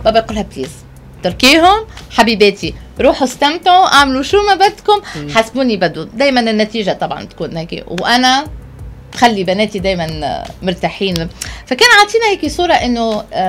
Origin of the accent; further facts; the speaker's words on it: Tunisia; also born or lived in France; عندنا في تونس